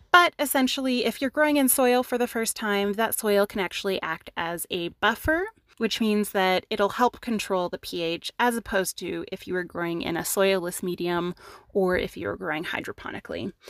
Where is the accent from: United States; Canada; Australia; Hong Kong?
Canada; we're Canadian